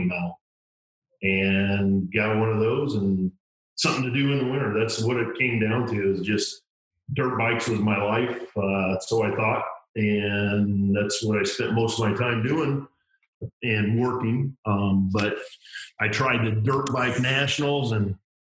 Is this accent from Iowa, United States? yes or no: yes; Iowa, United States; Growing up in Iowa